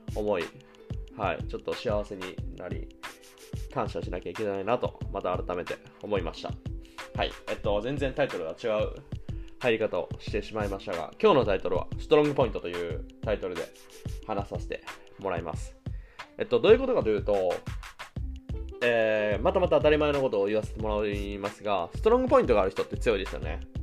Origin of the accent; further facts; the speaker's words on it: Japan; now in Germany; 日本の母が住んでる、自分の実家